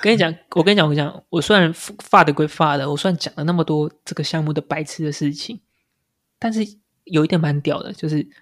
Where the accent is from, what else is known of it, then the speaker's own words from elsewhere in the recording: Taiwan; 我们台湾人